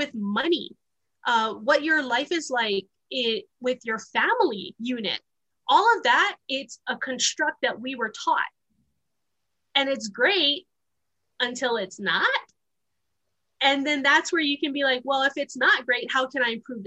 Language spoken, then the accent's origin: English; Honolulu, Hawaii, United States; moved away; also born or lived in Wyoming; I was born and raised in Honolulu, Hawaii